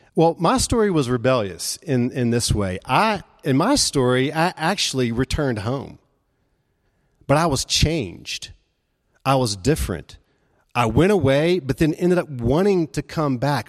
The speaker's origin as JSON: {"language": "English", "town": "Memphis", "region": "Tennessee", "country": "United States", "tie": "born or raised there", "also_born_or_lived": "Jackson, Mississippi", "moved": "as an adult", "said": "Memphis was my home. Uh, I started out, uh, going to college there in my hometown, living at home"}